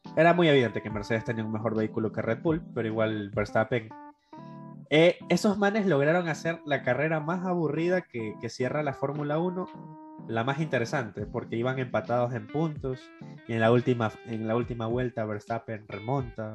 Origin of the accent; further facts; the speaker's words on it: Ecuador; como ecuatoriano